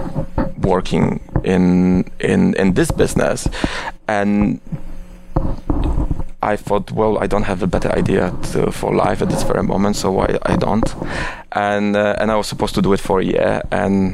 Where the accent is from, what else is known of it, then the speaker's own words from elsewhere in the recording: Oświęcim, Lesser Poland, Poland; moved away as an adult; also born or lived in Warsaw, Poland / London, United Kingdom / India; now in New York, United States; I was born in Oświęcim, which is a quite controversial city to be born with. But I was born there, and I was there. I was living there till I was 18, and then I moved to Warsaw to university